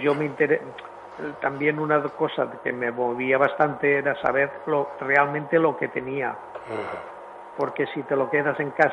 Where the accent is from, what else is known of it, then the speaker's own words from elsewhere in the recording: Villarreal, Valencian Community, Spain; mi pueblo de Villarreal